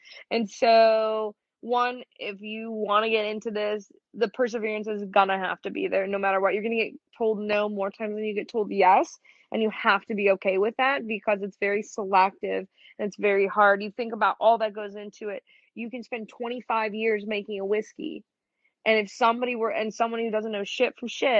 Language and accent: English; Midwest, United States; So, I grew up in the Midwest. It's the beige diet through and through, like humble beginnings.